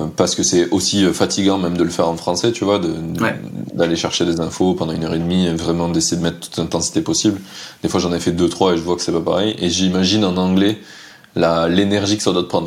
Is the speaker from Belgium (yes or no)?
no; France; en tant que Français